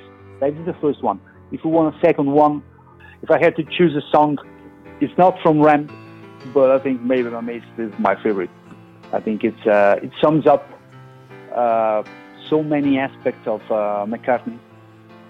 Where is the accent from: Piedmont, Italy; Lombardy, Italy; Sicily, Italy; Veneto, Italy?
Lombardy, Italy; Milan; Milan, my hometown